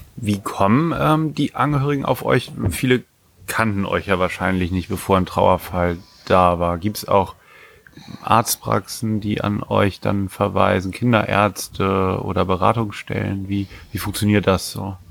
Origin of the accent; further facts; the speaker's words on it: Germany; Ich komme ja auch aus der Nähe von Bremen.